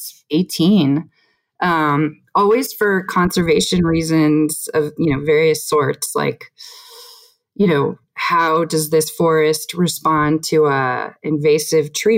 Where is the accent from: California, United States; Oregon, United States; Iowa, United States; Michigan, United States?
California, United States; San Francisco; also born or lived in Recife, Brazil; I grew up in San Francisco